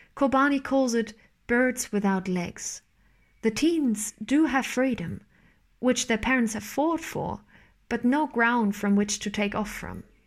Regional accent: East Germany, Germany; I was born in 1999 in East Germany. I'm a Nachwendekind, a part of the generation of children born in reunified Germany one of those children who have grown up with all the privileges of democracy

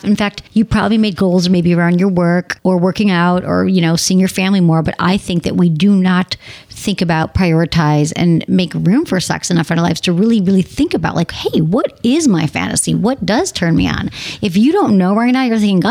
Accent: Detroit, Michigan, United States; moved away; Detroit, my hometown

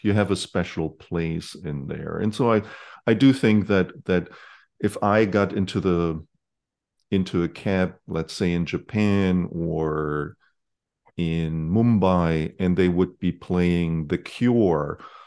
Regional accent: Germany; moved away; when I grew up in Germany

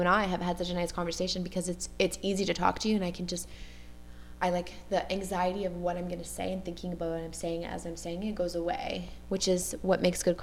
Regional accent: Montreal, Quebec, Canada; accent: West Island; growing up on the West Island. And just like someone from Queens might have a really thick accent that's really Queens. Like, I have a really, like, West Island accent

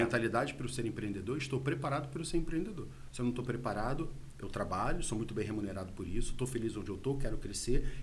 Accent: Rio de Janeiro, Brazil; moved away as an adult; now in Bom Jesus, Brazil; eu sou do Rio de Janeiro, tá? Sou carioca e vim para Bom Jesus há mais ou menos uns nove anos

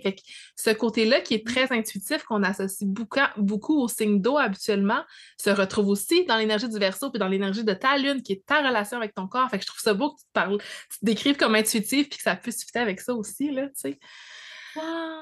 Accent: Abitibi, Quebec, Canada; moved away; je viens de l'Abitibi, parce que j'ai un accent

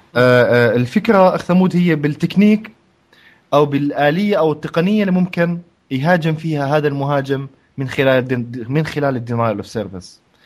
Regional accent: Jordan; هون احنا عندنا بالاردن

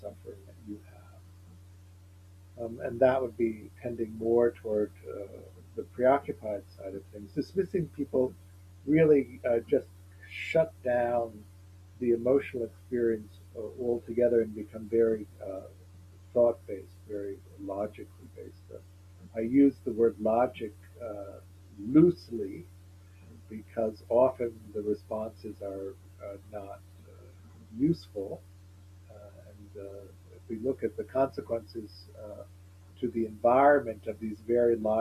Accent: Evanston, Illinois, United States; I grew up in Evanston, Illinois, which is a small, which is a suburb outside of Chicago

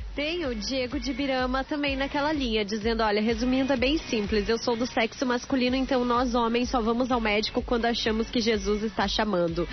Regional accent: Imbituba, Santa Catarina, Brazil; eu sou aqui de Imbituba

